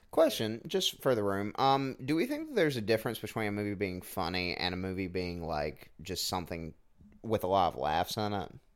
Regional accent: Southwest Georgia, United States; I grew up in Southwest Georgia.

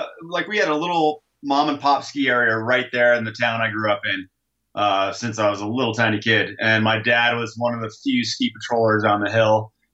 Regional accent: Adirondack Mountains, Northern New York, United States; moved away as an adult; also born or lived in Ithaca, New York / Summit County, Colorado; now in Lake Tahoe, United States; I am a kid from Northern New York. Up in the Adirondack Mountains. And I grew up skiing at a place called Big Tupper when I was about 2 or 3 years old. And lived there through college, pretty much.

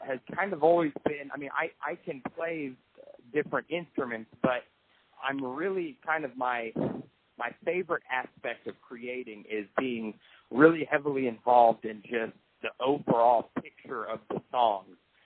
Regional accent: Tennessee, United States; we're from Tennessee

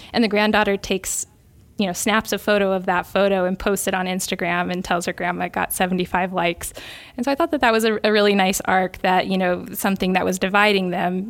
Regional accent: United States; as an American

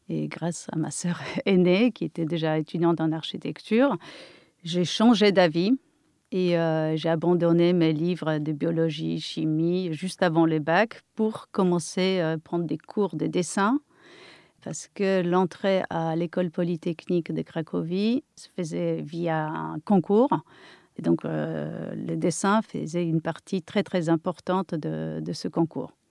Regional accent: near Kraków, Lesser Poland, Poland; accent: Polish; French is a second language; moved away as an adult; now in France; polonaise, euh, née en Pologne, euh, et je suis restée là-bas jusqu'à l'âge de 21 ans. C'était où en Pologne C'était dans le sud de la Pologne, pas loin de Cracovie, un peu vers les petites montagnes. Euh, j'ai vécu dans un pays communiste

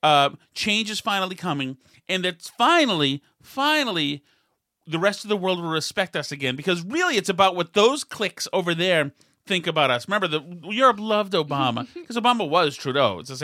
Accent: Scranton, Pennsylvania, United States; also born or lived in Delaware; Always from two places. I'm from Scranton and then Delaware.

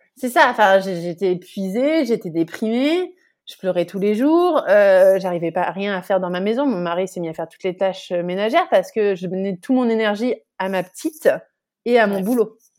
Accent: Bordeaux, Nouvelle-Aquitaine, France; moved away as an adult; also born or lived in Le Havre area, Normandy; now in Netherlands; Je suis née à Bordeaux et j'ai grandi dans la région bordelaise jusqu'à ce que j'ai 11 ans.

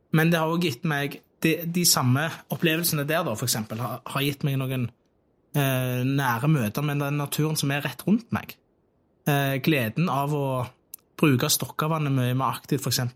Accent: Tastavind, Rogaland, Norway; så lekte jeg veldig mye i skogen på Tastavind, og det var der jeg vokste opp.

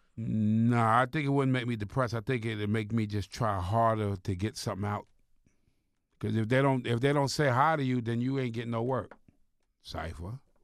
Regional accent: Long Island, New York, United States; moved away; also born or lived in Jersey; I'm from Long Island

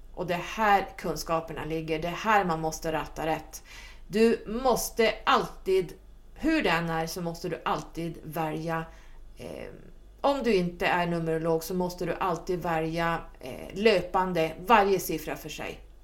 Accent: Sweden; som svensk numerolog

